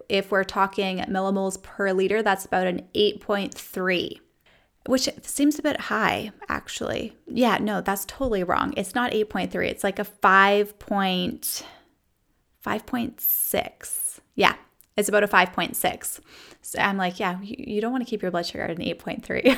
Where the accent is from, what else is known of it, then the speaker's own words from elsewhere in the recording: Canada; now in United States; growing up in Canada, we used millimoles per liter